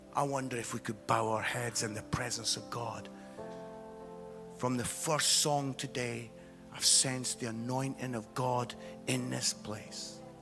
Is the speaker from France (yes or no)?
no; Scotland, United Kingdom; as a Scottish guy